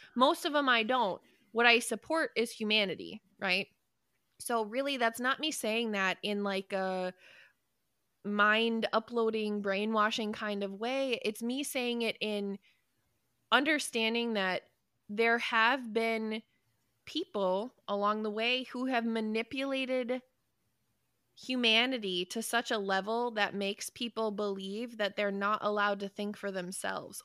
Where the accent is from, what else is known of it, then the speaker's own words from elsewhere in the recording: United States; I love being an American. I love this country